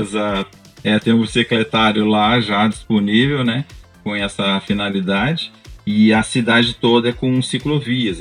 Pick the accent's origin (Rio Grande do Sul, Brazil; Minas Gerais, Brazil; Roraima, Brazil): Rio Grande do Sul, Brazil; Pelotas; now in Maringá, Brazil; eu sou, eu sou gaúcho, eu sou, eu sou natural de Pelotas, Rio Grande do Sul